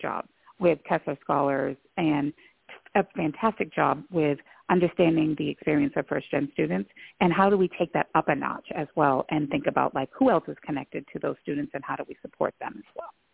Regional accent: Lewiston, Maine, United States; I also identify as a person of color born and raised in Lewiston, Maine

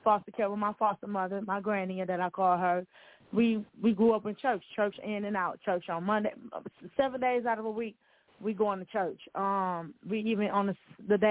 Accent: Milwaukee, Wisconsin, United States; also born or lived in Chicago, Illinois; I was born in Chicago, Illinois, but I was raised in Milwaukee

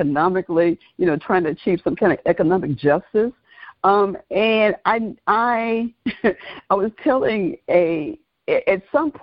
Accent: Oxford, Mississippi, United States; moved away as an adult; now in Atlanta, United States; my hometown is infamous for James Meredith, for University of Mississippi, quote unquote, Ole Miss

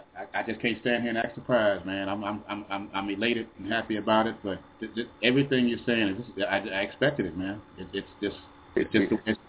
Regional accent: Chicago, Illinois, United States; I'm from Chicago. I went to South Shore.

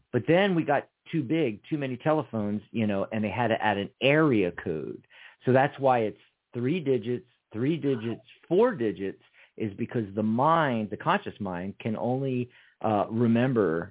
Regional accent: Montgomeryville, Pennsylvania, United States; also born or lived in Philadelphia; I mostly grew up north of Philly, about 45 minutes north up the Reading Railroad to Montgomeryville, Montgomery County, Horsham.

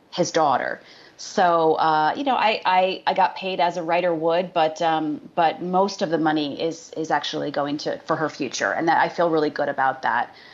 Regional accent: Syracuse, New York, United States; I grew up in uh, upstate New York, outside of Syracuse

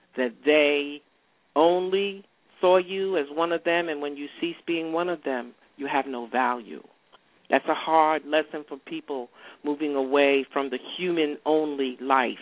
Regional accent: New York, United States; moved away as an adult; also born or lived in rural Virginia; now in Atlanta, United States; New York, which is my home state

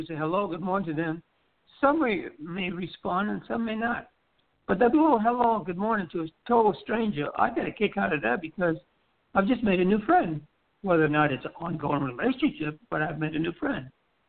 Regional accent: U.S. Virgin Islands; here's a little thing that culturally I've learned in the Virgin Islands, growing up in the Virgin Islands.

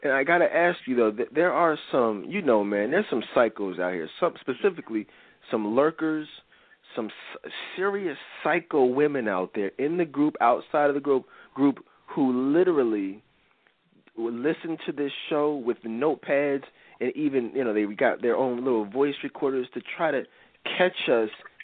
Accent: Philadelphia, Pennsylvania, United States; We're from Philly, guys. … and I are both live in Philly

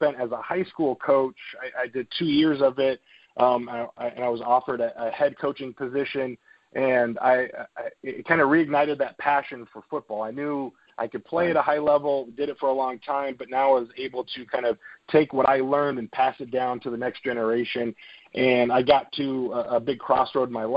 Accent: Arizona, United States; I grew up in Arizona, still live here today

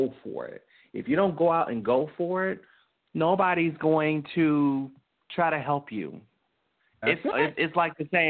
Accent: Tennessee, United States; I was born in Tennessee

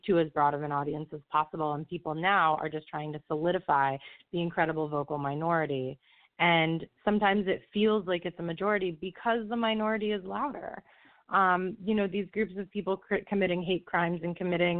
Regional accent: just outside of Tampa Bay, Florida, United States; moved away as an adult; also born or lived in New York; now in Brooklyn, New York, United States; I was born and raised in Florida. I grew up in Florida, just outside of Tampa Bay

